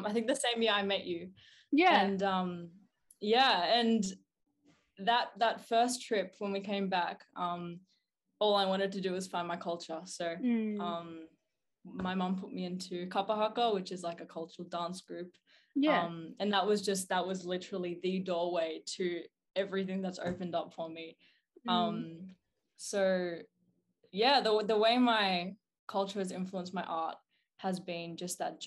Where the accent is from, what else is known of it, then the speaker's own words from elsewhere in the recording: Melbourne, Victoria, Australia; I'm 18 years of age now. And I'm from Southeast Melbourne.